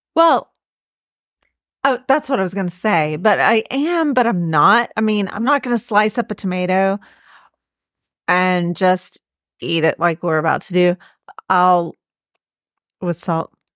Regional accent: Florida, United States; my hometown in Florida

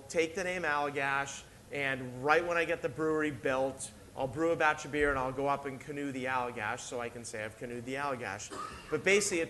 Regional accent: outside of Boston, Massachusetts, United States; now in Maine, United States; I'm from outside of Boston. I'm from Massachusetts.

